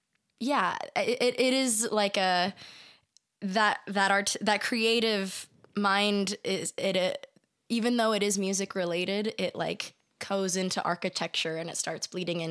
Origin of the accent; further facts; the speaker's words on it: San Diego, California, United States; I grew up in San Diego.